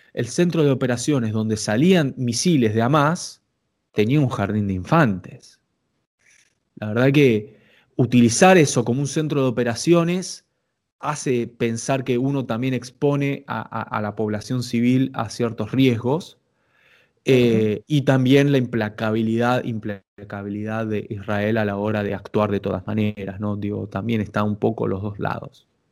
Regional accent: Argentina

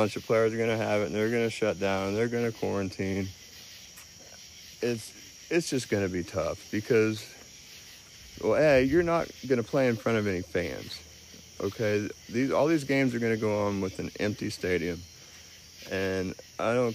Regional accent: Cambridge, Ohio, United States; my town of Cambridge, Ohio

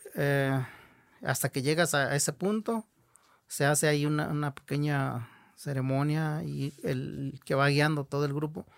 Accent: Mexico; first language Huichol; Spanish is a second language; de ser huichol, de hablar nuestra lengua, de vestir nuestra ropa, de llevar nuestro arte

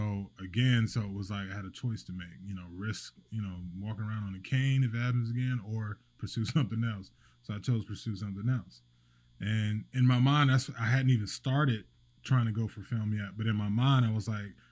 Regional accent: Fayetteville, North Carolina, United States; moved away as an adult; now in Wilmington, United States; I'm originally from Fayetteville, North Carolina

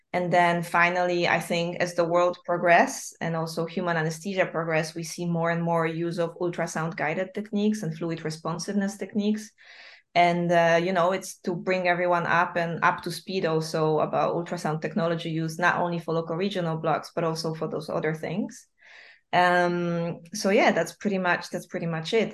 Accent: Wrocław, Lower Silesian Voivodeship, Poland; moved away; I'm from Wrocław, but like coming back every year to visit my family

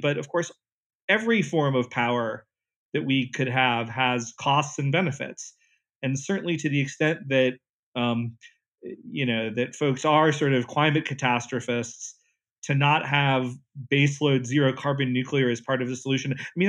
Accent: Southeast, United States; And, you know, I'm from the Southeast, that's where I grew up.

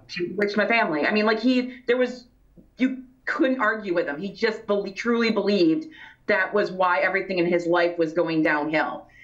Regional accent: Grand Haven, Michigan, United States; growing up in West Michigan in the Grand Haven area

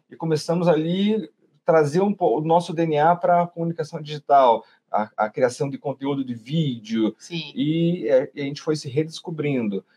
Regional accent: Curitiba, Paraná, Brazil; nós somos nascidos aqui de Curitiba

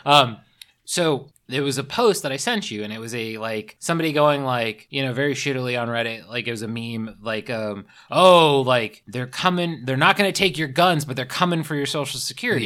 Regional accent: the South, United States; moved away; also born or lived in California; I grew up in the South

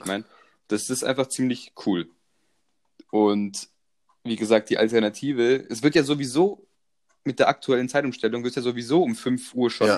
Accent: Croatia; ich komme aus Kroatien

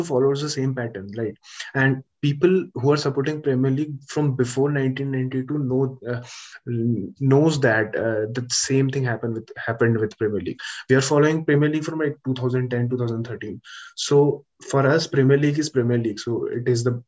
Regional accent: India; as an Indian, as an Indian

